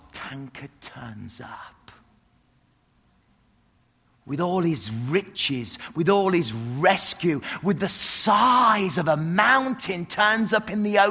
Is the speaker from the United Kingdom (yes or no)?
yes; England, United Kingdom; I'm English